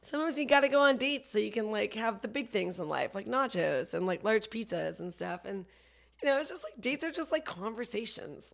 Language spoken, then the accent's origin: English; Vancouver, British Columbia, Canada; also born or lived in Toronto / Ottawa; now in Los Angeles, United States; before that, I lived in Toronto, and I'm from Vancouver, but I studied comedy in Ottawa